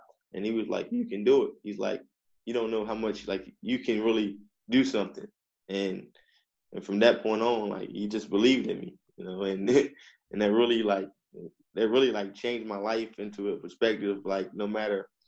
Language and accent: English; Eastern Shore of Virginia, United States; I'm from Virginia. I'm from the Eastern Shore of Virginia